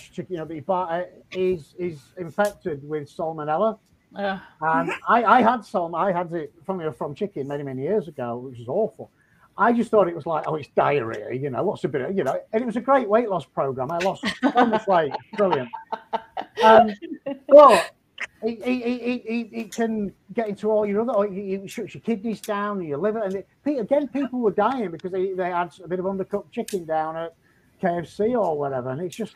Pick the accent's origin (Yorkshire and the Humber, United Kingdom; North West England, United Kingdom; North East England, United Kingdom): Yorkshire and the Humber, United Kingdom; moved away; I'm a Yorkshireman